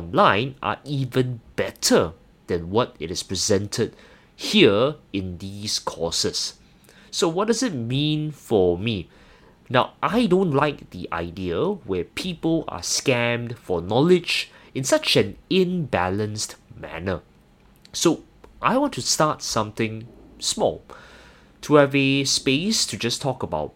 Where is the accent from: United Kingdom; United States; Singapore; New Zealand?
Singapore; I'm not sure whether you can tell from my accent, I actually hail from Singapore.